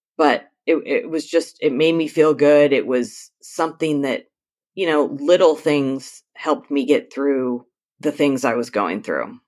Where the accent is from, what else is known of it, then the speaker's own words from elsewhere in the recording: Northern California, United States; I am from Northern California, about two hours south of the Oregon border, right on the coast